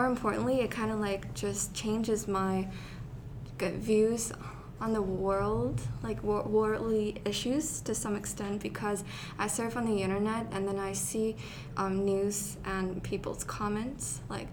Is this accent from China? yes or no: yes; China; my country